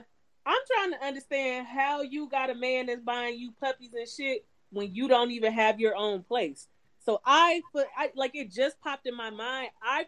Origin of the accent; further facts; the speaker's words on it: Cleveland, Ohio, United States; So, first off, to people who are not from Cleveland, when people ask you where you're from, no, I'm from Cleveland, because people tend to not know the suburbs, right?